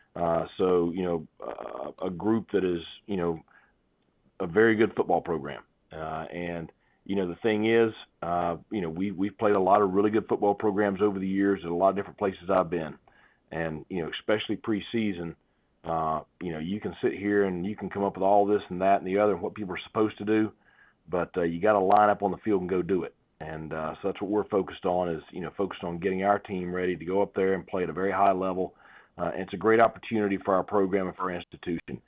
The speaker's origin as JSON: {"language": "English", "region": "North Carolina", "country": "United States", "tie": "born or raised there", "said": "here in my home state"}